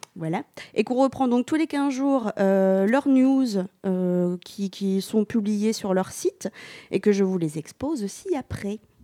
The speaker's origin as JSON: {"language": "French", "region": "Normandy", "country": "France", "said": "on est normand"}